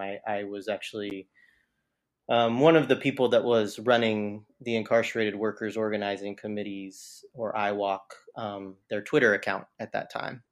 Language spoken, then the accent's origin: English; Southern Oregon, United States; moved away; I grew up in Southern Oregon